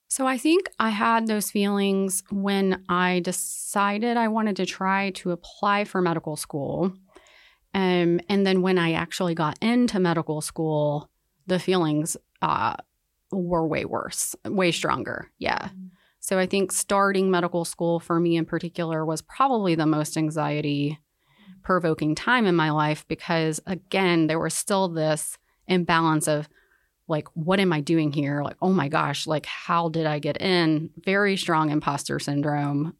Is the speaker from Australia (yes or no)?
no; Winston-Salem, North Carolina, United States; I grew up in North Carolina, um, I'm from Winston-Salem